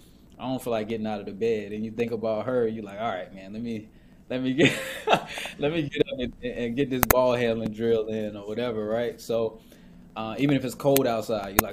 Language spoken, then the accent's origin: English; Raleigh, North Carolina, United States; I'm from Raleigh, North Carolina originally, but every summer I would go to Boston